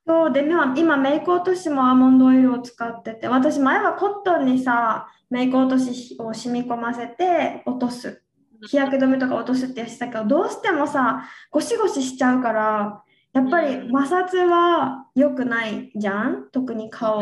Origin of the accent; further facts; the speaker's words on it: Okinawa, Japan; 私地元沖縄さねで沖縄ってヘチマを食べるから